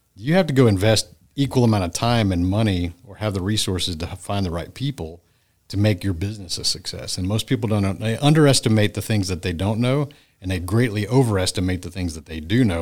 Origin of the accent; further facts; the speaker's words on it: Friendswood, Texas, United States; my hometown of Friendswood, Texas